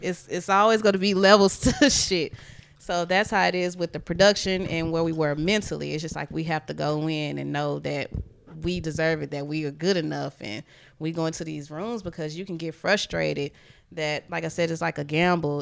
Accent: Houston, Texas, United States; I'm from Houston

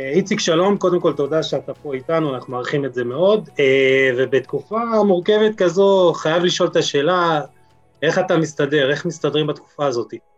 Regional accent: Jerusalem, Jerusalem District, Israel; בתור ירושלמי

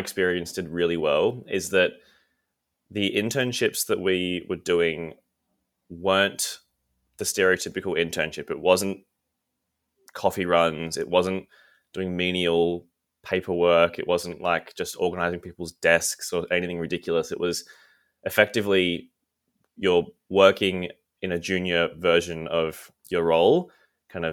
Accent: Canberra, Australian Capital Territory, Australia; moved away as an adult; also born or lived in Melbourne; I'm from Canberra originally. I moved to Melbourne to study fine art at uni

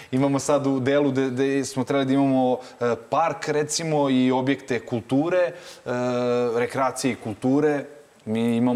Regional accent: Šabac, Serbia; kod nas u Šapcu

